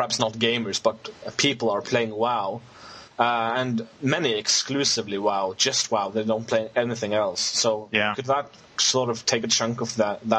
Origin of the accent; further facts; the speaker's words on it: Norway; English is a second language; Yeah. I'm from Norway.